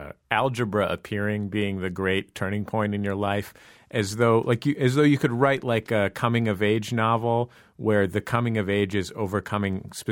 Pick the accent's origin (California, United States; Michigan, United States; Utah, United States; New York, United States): California, United States; being from California